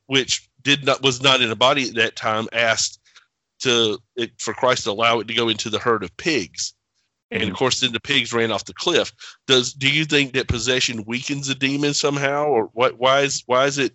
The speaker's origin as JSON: {"language": "English", "region": "the South", "country": "United States", "also_born_or_lived": "the North", "moved": "yes", "said": "I am not from the North. I'm a Southern boy."}